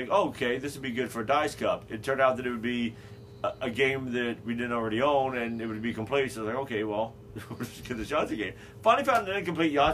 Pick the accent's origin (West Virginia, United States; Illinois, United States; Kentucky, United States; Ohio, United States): Illinois, United States; Carbondale; Carbondale, Illinois, my hometown. I was born there.